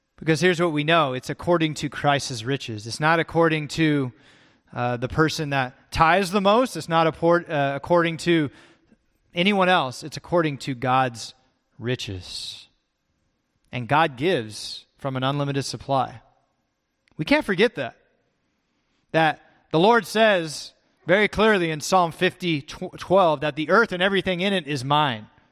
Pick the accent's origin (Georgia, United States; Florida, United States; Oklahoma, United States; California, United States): California, United States; also born or lived in Texas; I grew up in California